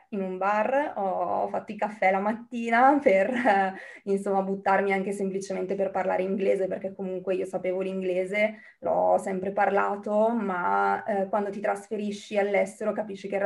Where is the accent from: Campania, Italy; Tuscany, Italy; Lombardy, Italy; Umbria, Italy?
Lombardy, Italy; Bergamo; now in United Kingdom; mm, sono originaria di Bergamo in questo momento sono a Bergamo